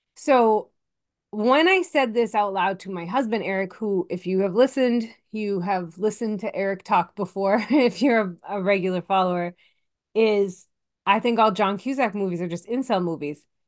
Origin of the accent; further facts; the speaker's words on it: Massachusetts, United States; I'm from Massachusetts and everyone from Massachusetts is psychotic sports fan